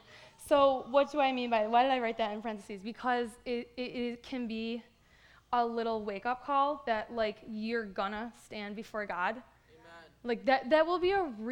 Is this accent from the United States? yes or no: yes; Buffalo, New York, United States; moved away as an adult; now in Canada; I was raised in Buffalo